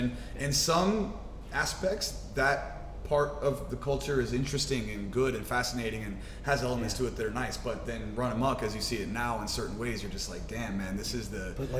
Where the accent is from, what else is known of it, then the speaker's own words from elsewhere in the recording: West Virginia, United States; moved away; I'm from West Virginia, right? So it's the Bible Belt.